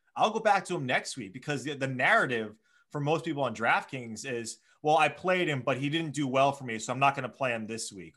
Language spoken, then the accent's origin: English; Hawaii, United States; Born and raised in Hawaii